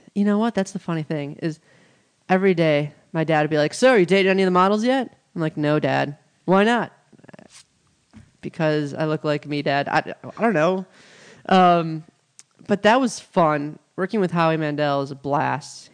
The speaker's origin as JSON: {"language": "English", "town": "Milwaukee", "region": "Wisconsin", "country": "United States", "moved": "as an adult", "lives_now": "Los Angeles, United States", "said": "I'm from Milwaukee, Wisconsin, home of the Packers"}